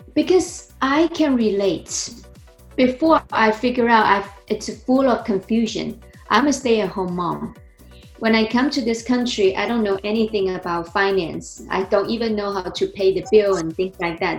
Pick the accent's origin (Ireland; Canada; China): China; born or raised there; English is a second language; moved away as an adult; also born or lived in New Jersey; now in United States